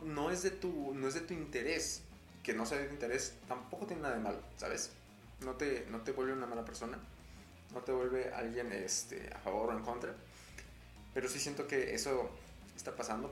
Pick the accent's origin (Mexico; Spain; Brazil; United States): Mexico